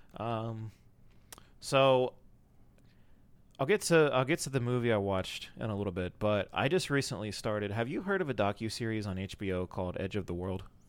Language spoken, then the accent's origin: English; North Carolina, United States; moved away; my hometown, which does not matter. Um, but it's somewhere in North Carolina, just over the border